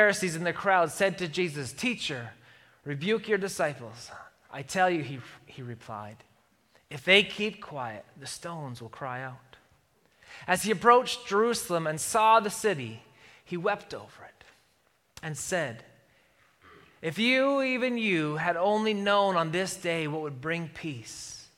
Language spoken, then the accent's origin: English; Calgary, Alberta, Canada; I'm a Flames fan, and I'm from Calgary